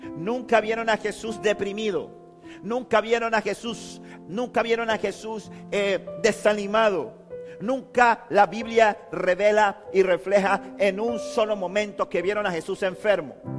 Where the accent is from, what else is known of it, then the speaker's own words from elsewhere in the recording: Panama City, Panama; moved away; Cuando viví en Panamá, cuando yo me crié en Río Abajo, en, era pequeño, conocía a todos mis amigos por apodo